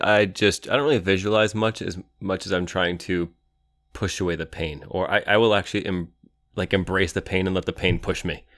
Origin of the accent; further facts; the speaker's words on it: Cleveland, Ohio, United States; Back in the tundra where I grew up in Cleveland